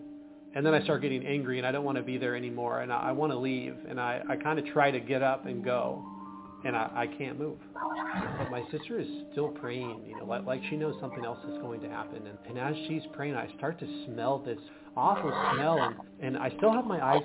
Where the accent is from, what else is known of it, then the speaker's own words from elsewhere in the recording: Washington, United States; also born or lived in Portland, Oregon; I was born in Portland, Oregon, raised in Washington State in the U.S.